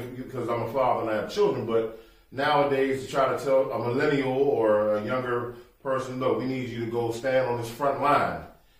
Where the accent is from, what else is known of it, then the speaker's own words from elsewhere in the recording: Maryland, United States; my side was, you know, of course, growing up in Maryland. My mom, Italian, Sicily, Italy, and then her mom, Washington, D.C.